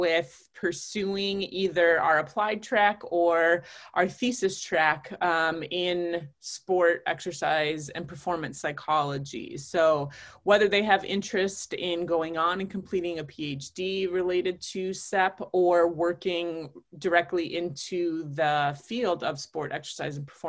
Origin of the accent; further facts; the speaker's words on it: Onalaska, Wisconsin, United States; now in Green Bay, United States; I'm originally from Onalaska, Wisconsin. That's where I spent most of my childhood growing up